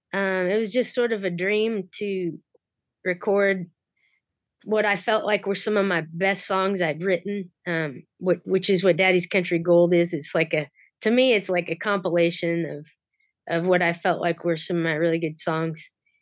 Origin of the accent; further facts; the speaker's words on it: North Platte, Nebraska, United States; North Platte, Nebraska.